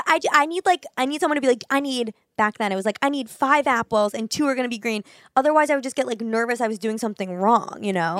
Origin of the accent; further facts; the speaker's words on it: New York City, New York, United States; growing up in New York City